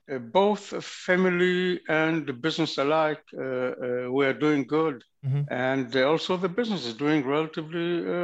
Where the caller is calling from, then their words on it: Tel Aviv, Tel Aviv District, Israel; I'm calling from Tel Aviv.